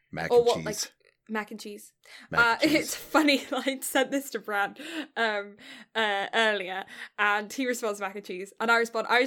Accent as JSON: {"language": "English", "country": "United Kingdom"}